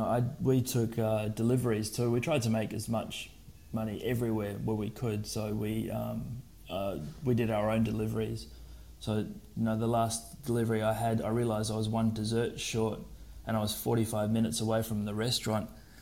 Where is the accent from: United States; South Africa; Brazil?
South Africa; moved away as an adult; I was born and raised in South Africa. And then when I was 18, I did what every other South African kid normally did